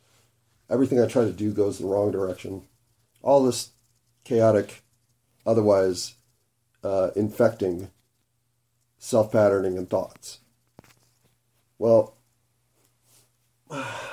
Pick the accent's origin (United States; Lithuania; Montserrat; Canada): United States; Denver, Colorado; I grew up in Denver